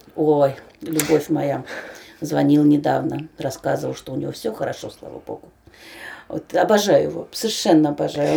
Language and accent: Russian; Moscow, Russia; я москвичка